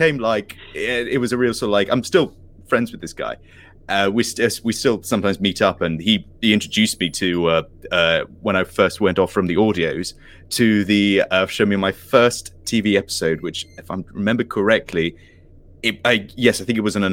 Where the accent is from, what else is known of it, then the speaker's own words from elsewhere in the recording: Isle of Wight, South East England, United Kingdom; when I was a child, I was growing up in Isle of Wight